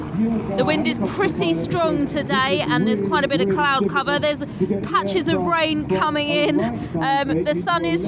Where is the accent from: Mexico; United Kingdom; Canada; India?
United Kingdom; I'm British